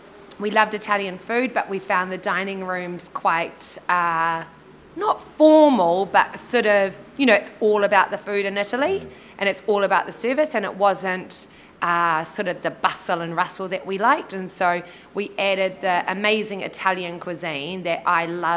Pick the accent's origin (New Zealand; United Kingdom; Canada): New Zealand; Kaitaia, Northland; moved away; growing up in Kaitaia